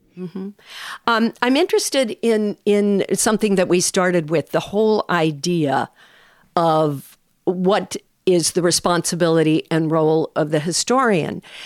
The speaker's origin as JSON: {"language": "English", "region": "California", "country": "United States", "said": "as a Californian"}